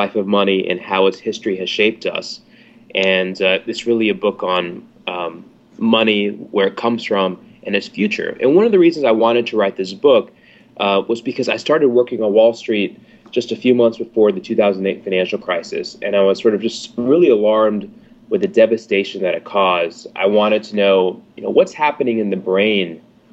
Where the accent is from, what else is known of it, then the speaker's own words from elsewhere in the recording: Atlanta, Georgia, United States; moved away as an adult; my background, I'm from Atlanta